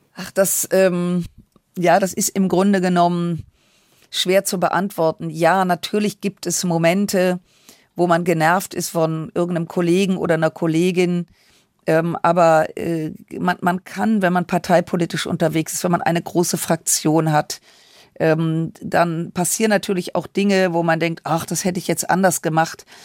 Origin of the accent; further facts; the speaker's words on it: Düsseldorf, North Rhine-Westphalia, Germany; ich bin im Rheinland groß geworden